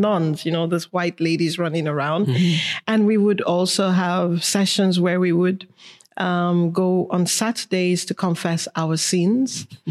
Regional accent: Lagos, Nigeria; born or raised there; moved away; also born or lived in Kano, Nigeria / Paris, France

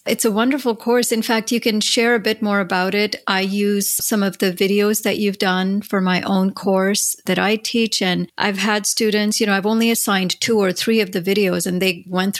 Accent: India; moved away; growing up in India

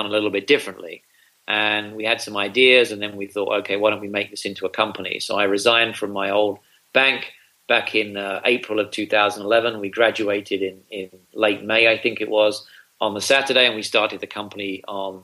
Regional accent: United Kingdom; moved away as an adult; also born or lived in Singapore / China; now in United States; as you may be able to detect from my accent, I'm not from around these parts. I'm from the UK

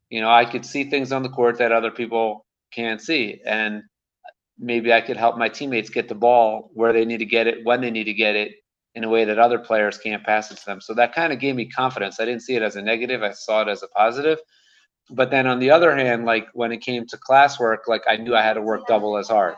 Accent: Maryland, United States; moved away as an adult; now in Jerusalem, Israel; I grew up in Maryland

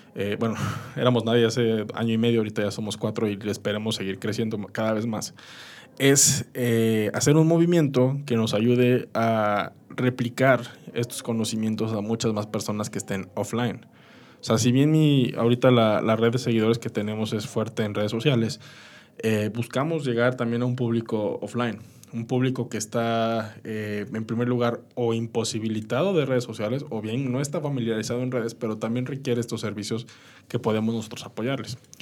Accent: Mexico; como mexicanos

